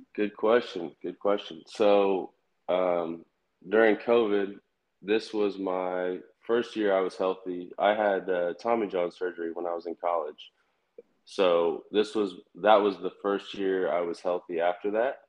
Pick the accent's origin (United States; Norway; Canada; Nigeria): United States; Kansas City; I'm from Kansas City. So my favorite team uh, was definitely the Royals